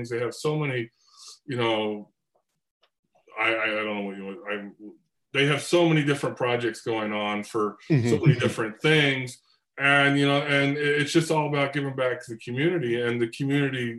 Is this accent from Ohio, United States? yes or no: yes; Cleveland, Ohio, United States; moved away as an adult; now in California, United States; I grew up in Cleveland too. I moved to California in the early 1990